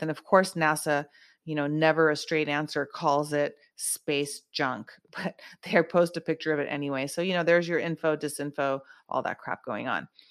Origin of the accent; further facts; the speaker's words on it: United States; I am an American